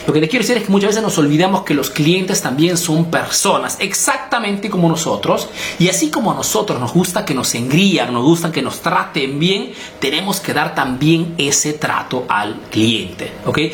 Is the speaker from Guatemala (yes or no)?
no; Peru; now in Italy